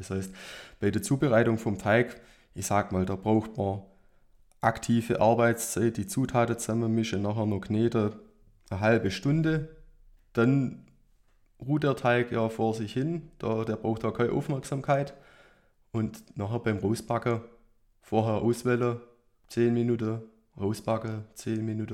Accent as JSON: {"language": "German", "town": "Nagold", "region": "Baden-Württemberg", "country": "Germany", "tie": "born or raised there", "said": "meine Heimatstadt Nagold"}